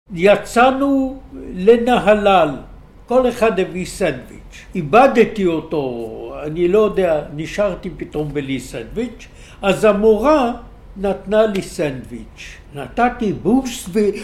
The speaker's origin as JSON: {"language": "Hebrew", "town": "Haifa", "region": "Haifa District", "country": "Israel", "tie": "born or raised there", "also_born_or_lived": "Jerusalem", "lives_now": "Tel Aviv, Israel", "said": "נולדתי בירושלים. כשהייתי בן חמש הוריי עברו לחיפה."}